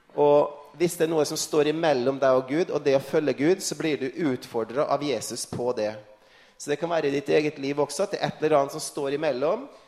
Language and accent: Norwegian; Frei, Møre og Romsdal, Norway; når jeg satt hjemme på Frei utenfor Kristiansund